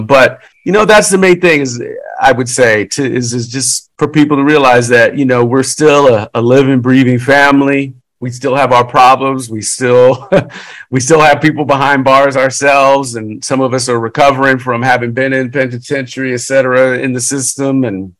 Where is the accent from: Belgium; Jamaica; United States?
United States; Louisiana; We're from Louisiana.